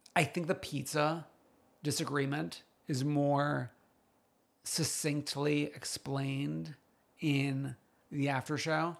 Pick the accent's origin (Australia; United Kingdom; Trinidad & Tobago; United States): United States; New York City, New York; an expert from Staten Island